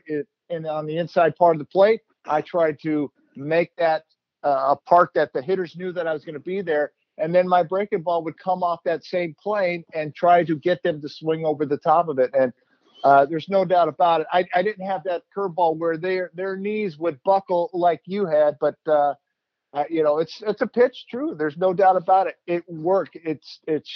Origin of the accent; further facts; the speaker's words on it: Bay Area, California, United States; I grew up in the Bay Area